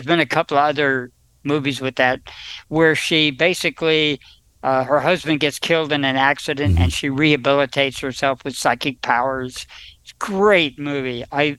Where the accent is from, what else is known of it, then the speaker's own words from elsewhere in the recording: New Jersey, United States; I know about 20 by observation, but I'm from New Jersey. I got an excuse.